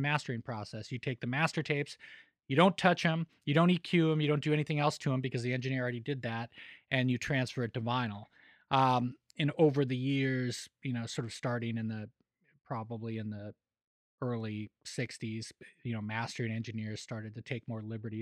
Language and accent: English; Denver, Colorado, United States; moved away as an adult; also born or lived in Los Angeles; now in Nashville, United States; growing up in Denver